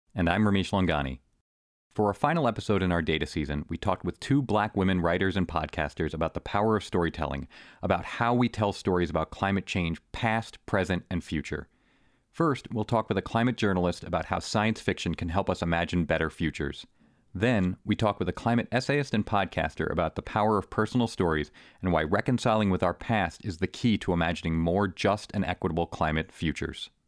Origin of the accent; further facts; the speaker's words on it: Long Island, New York, United States; I grew up in, just in Long Island